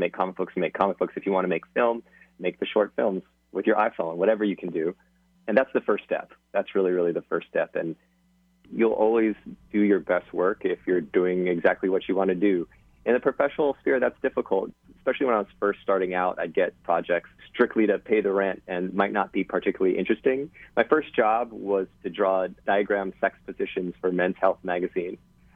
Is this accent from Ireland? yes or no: no; Hawaii, United States; moved away; I'm from Hawaii